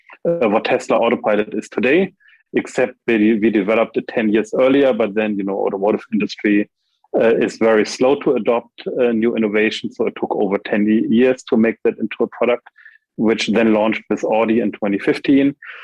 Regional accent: Germany; also born or lived in United States; So after growing up in Germany and in the US, I did a PhD

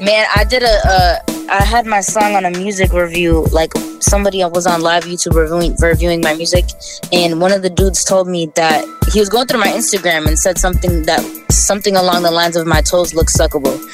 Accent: Brockton, Massachusetts, United States; also born or lived in Randolph, Massachusetts; I grew up in Brockton, Massachusetts, born and raised.

